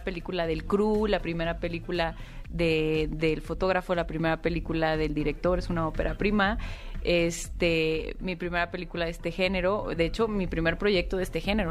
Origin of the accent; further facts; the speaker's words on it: Monterrey, Nuevo León, Mexico; moved away as an adult; yo también soy de Monterrey y no, no había vuelto a trabajar allá. Yo empecé a hacer teatro allá en Monterrey